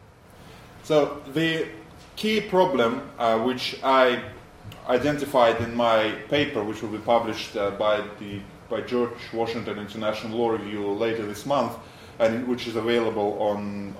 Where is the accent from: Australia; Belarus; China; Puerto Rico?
Belarus; moved away as an adult; also born or lived in United States; now in London, United Kingdom; I come from Belarus originally